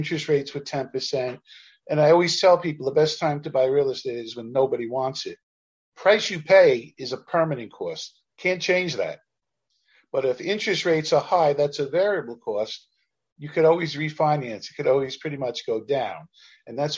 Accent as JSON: {"language": "English", "town": "New York City", "region": "New York", "country": "United States", "tie": "born or raised there", "said": "I was a kid from Canarsie, Brooklyn"}